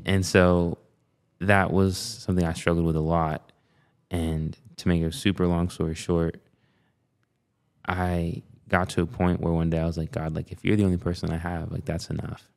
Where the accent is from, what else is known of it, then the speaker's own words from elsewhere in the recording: Binghamton, New York, United States; I was born and raised there